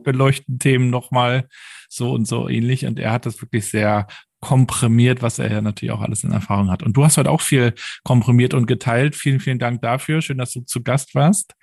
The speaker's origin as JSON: {"language": "German", "region": "Mecklenburg-Vorpommern", "country": "Germany", "said": "hier bei uns in Mecklenburg-Vorpommern"}